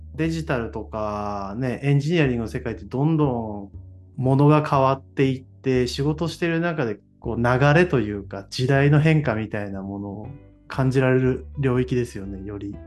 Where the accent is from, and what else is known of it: Toyama, Japan; born or raised there; moved away as an adult